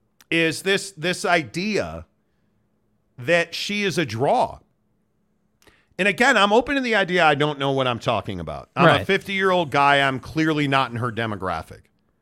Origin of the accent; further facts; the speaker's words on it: Chicago, Illinois, United States; I grew up in Chicago. I've been to probably half a dozen Oprah Winfrey shows